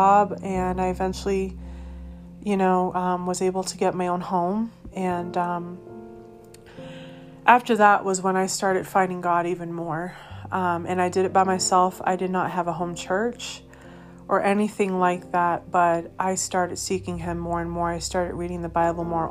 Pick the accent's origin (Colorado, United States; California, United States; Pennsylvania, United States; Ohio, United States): Colorado, United States; moved away; also born or lived in Massachusetts / Missouri; I was born in Massachusetts, grew up in Colorado.